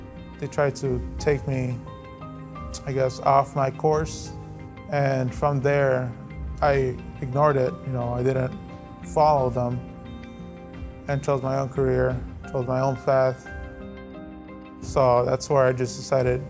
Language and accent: English; Chicago, Illinois, United States; I live in Pilsen. It's mostly Mexican. I grew up there